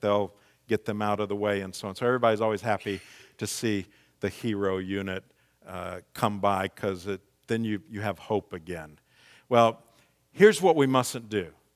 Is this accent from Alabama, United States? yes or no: no; Missouri, United States; moved away as an adult; also born or lived in the South (twenty years); I'm from Missouri originally